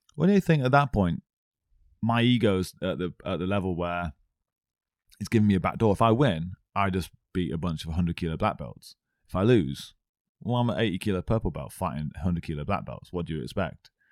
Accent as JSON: {"language": "English", "town": "Stafford", "region": "West Midlands", "country": "United Kingdom", "said": "I'm actually from Stafford"}